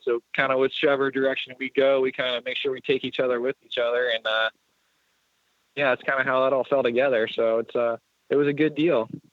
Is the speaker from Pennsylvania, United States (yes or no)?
yes; Lancaster, Pennsylvania, United States; technically Lancaster, Pennsylvania